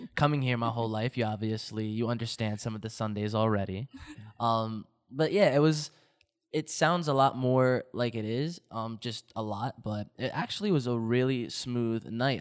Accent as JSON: {"language": "English", "region": "New Jersey", "country": "United States", "tie": "born or raised there", "also_born_or_lived": "Toms River, New Jersey", "said": "I am a New Jersey, uh, native. I live right over the bridge in Tom's River, New Jersey."}